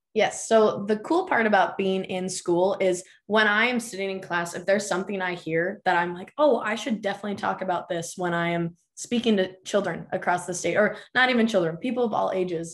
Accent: Minot, North Dakota, United States; now in Grand Forks, United States; I actually did my undergrad at Minot State University. That's my hometown

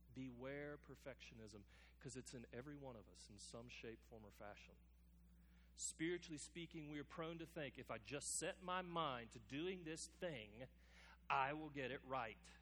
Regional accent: United States; us as American Christians

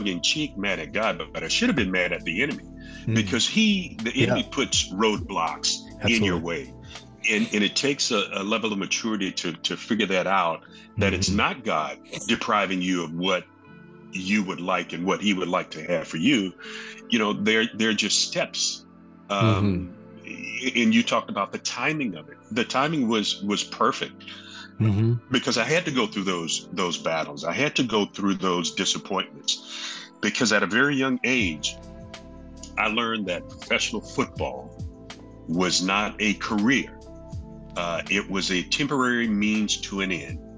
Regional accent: Jacksonville, Florida, United States; I grew up in Jacksonville, Florida.

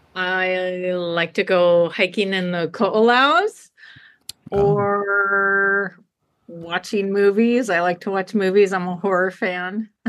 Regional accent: Chico, California, United States; now in Hawaii, United States; i'm from california I, so i'm from chico california

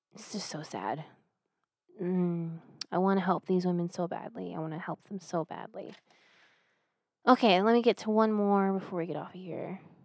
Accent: United States; I'm an American

